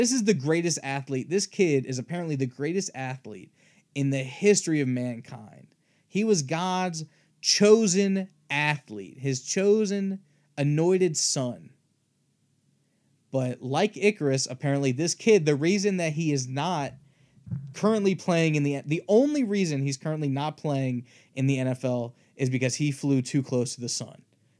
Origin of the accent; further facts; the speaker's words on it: Appalachia, United States; I don't want to be called a redneck because I'm from the South or because I'm from Appalachia when I very much do not identify with those people.